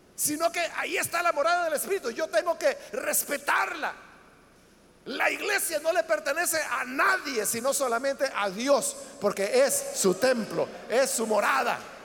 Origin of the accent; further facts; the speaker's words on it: El Salvador; nuestro país, para El Salvador